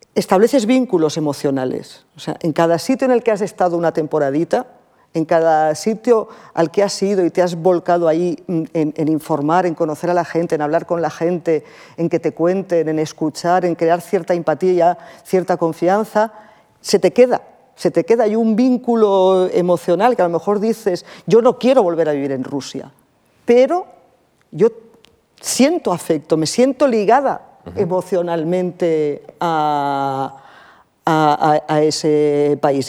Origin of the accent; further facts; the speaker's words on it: Barcelona, Catalonia, Spain; moved away; also born or lived in Russia; yo que soy de Barcelona, soy del Mediterráneo, soy muy mediterránea